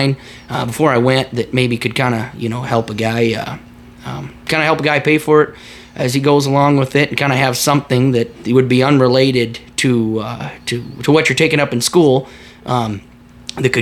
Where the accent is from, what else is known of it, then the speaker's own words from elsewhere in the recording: Gary, South Dakota, United States; I'm from Gary, South Dakota